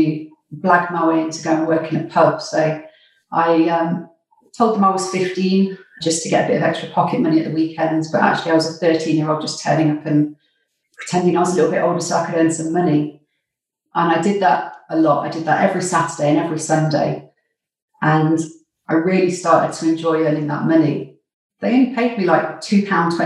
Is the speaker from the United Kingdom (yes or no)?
yes; Nottingham, East Midlands, United Kingdom; moved away as an adult; I grew up in Nottingham, which is where I spent the first 20 years of my life.